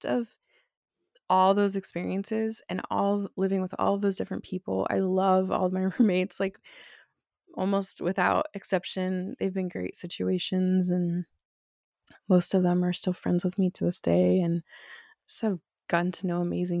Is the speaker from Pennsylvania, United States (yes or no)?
yes; Bucks County, Pennsylvania, United States; moved away as an adult; also born or lived in Central America / Chattanooga, Tennessee / Texas / Denver, Colorado; now in upstate New York, United States; So I was born outside of Philadelphia, Pennsylvania, in Bucks County, Pennsylvania. And I lived there until I was 18